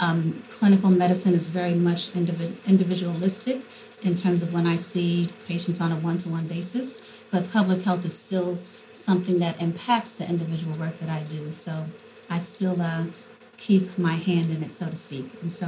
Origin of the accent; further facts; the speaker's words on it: New York City, New York, United States; when I was a little girl growing up in Harlem